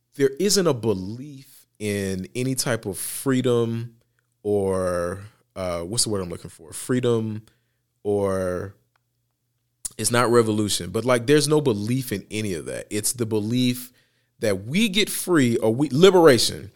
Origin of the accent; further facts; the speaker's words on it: United States; as an American